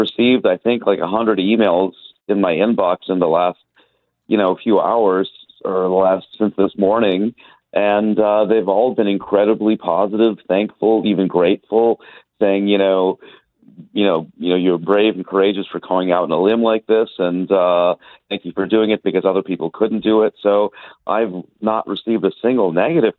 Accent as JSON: {"language": "English", "country": "India", "also_born_or_lived": "United States", "moved": "yes", "lives_now": "Montreal, Canada", "said": "I was an immigrant from India to the United States, and then we immigrated from the United States to take a position at McGill."}